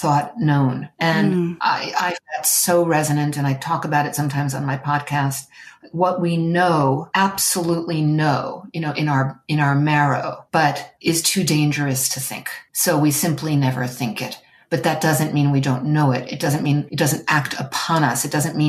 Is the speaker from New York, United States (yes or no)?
yes; New York City, New York, United States; I was born in New York City.